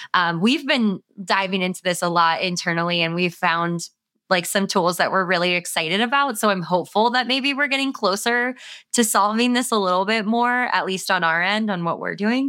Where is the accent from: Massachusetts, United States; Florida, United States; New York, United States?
Florida, United States; South; I grew up in South Florida